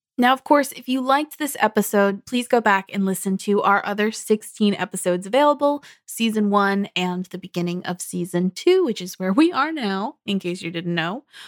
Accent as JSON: {"language": "English", "country": "United States", "said": "as an American"}